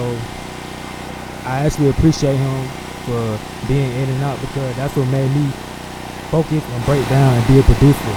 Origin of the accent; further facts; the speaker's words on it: Decatur, Georgia, United States; I'm from Decatur, Georgia, the east side to be exact